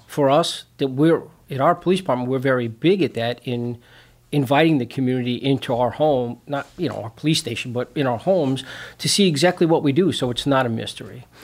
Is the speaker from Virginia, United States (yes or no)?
no; New York City, New York, United States; moved away as an adult; also born or lived in Long Island, New York / Chicago suburbs, Illinois; now in Chicago, United States; I'm originally from Brooklyn, New York. That's where I grew up.